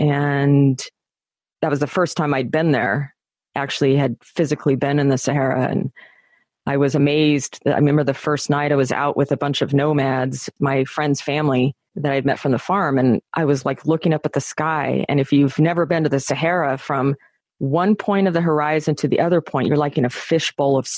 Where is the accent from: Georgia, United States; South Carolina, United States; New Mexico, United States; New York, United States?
New Mexico, United States; grew up in New Mexico and I grew up in a trailer park in New Mexico